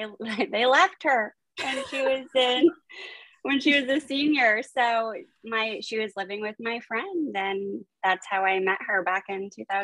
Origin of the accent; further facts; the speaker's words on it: Florida, United States; also born or lived in upstate New York / New Jersey; I lived in upstate New York for a little bit, and I lived in New Jersey for a little bit, but no, I live in Florida. Grew up in Florida.